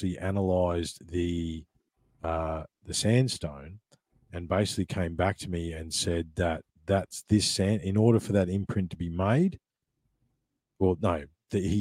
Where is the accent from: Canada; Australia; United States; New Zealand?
Australia; Ballarat, Victoria; I grew up in Ballarat in Victoria